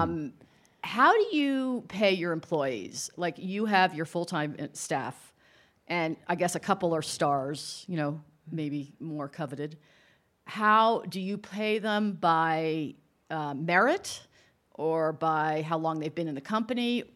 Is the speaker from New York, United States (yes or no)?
yes; New York area, United States; I'm from the New York area.